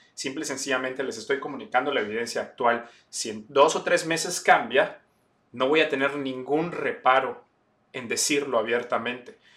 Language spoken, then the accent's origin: Spanish; Campeche, Mexico; moved away as an adult; also born or lived in Puebla, Mexico; now in New York, United States; Yo nací en Campeche México. Eh, ahí me crié, ahí estudié medicina